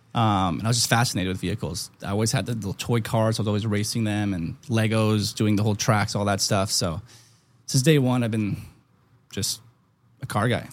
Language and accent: English; Germany; moved away; I was born in Germany